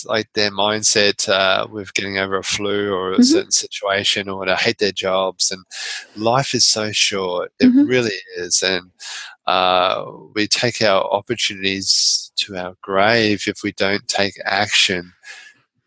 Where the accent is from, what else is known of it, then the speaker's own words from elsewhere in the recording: Australia; I'm Australian.